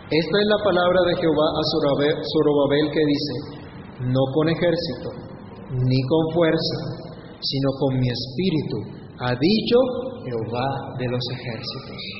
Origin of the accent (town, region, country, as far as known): Colombia